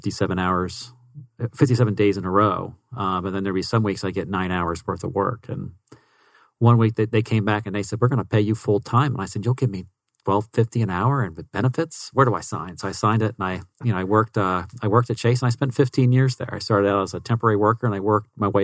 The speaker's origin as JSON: {"language": "English", "area": "about an hour southwest of Philadelphia", "region": "Pennsylvania", "country": "United States", "tie": "born or raised there", "moved": "as an adult", "lives_now": "Phoenix, United States", "said": "I'm originally from Pennsylvania. I grew up, it's about an hour southwest of Philadelphia"}